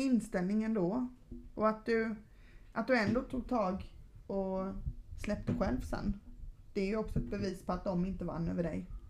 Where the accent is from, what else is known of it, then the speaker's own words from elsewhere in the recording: Gothenburg, Västra Götaland, Sweden; moved away as an adult; also born or lived in Stockholm; now in Sölvesborg, Sweden; Jag är uppvuxen i Göteborg